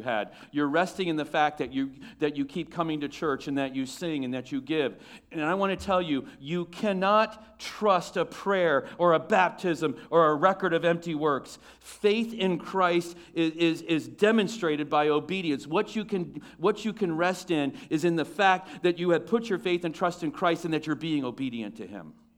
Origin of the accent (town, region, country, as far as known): United States